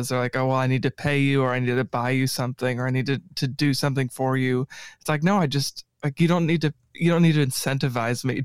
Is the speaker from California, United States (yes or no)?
no; Paducah, Kentucky, United States; born there; I was born in Paducah but I came down here today from Clarksville.